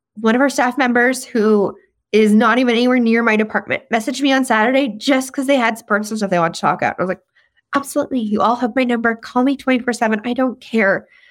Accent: Saskatchewan, Canada; accent: Saskatchewan slang; moved away; I'm from Saskatchewan, and especially you give me a whiskey or two, that Saskatchewan f, slang is really gonna start coming out in my vernacular, even though I've been gone for

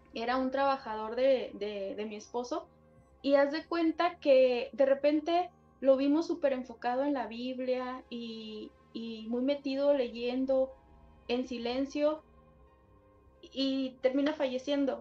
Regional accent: Sinaloa, Mexico; yo soy del estado de Sinaloa

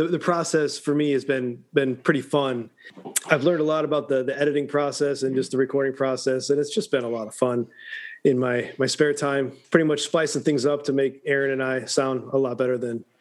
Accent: rural Illinois, United States; moved away as an adult; now in Atlanta, United States; I do come from rural Illinois, and at 18, I left and joined the Army.

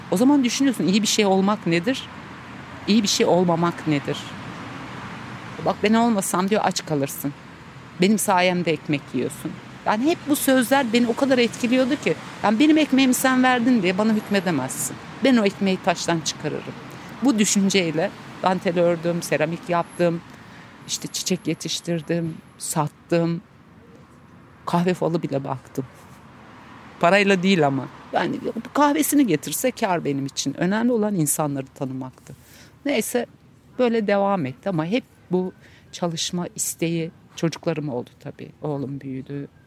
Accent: Çankırı, Çankırı Province, Turkey; Ee, ben Çankırı'da yaşadım. Orada doğmuşum. Ee, çok iyi bir babam vardı. Yani adını şimdi bile boğazıma düğümleniyor. Çok mutlu büyüdüm.

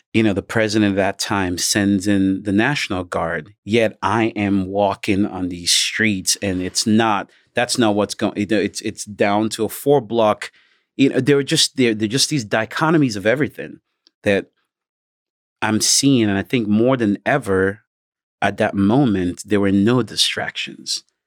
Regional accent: Nigeria; now in United States; as a Nigerian, I do have so many family members who couldn't work because of the pandemic.

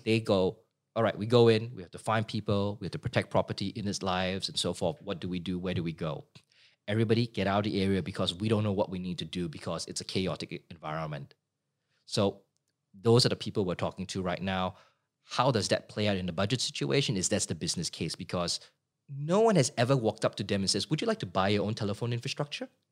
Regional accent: Singapore; moved away as an adult; now in Sydney, Australia; grew up in Singapore as a kid

